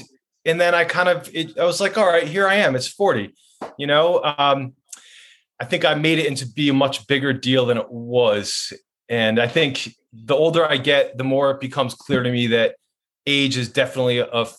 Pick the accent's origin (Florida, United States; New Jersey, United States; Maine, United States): Maine, United States; Waterville; now in Portland, United States; living in Portland, Maine, and you know, I grew up in Waterville, so it's great to be in my home state